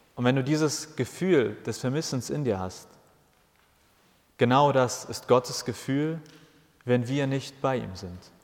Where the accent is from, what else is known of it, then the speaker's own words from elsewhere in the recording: Hamburg, Germany; Ich bin in Hamburg geboren und ich habe alles in Hamburg gemacht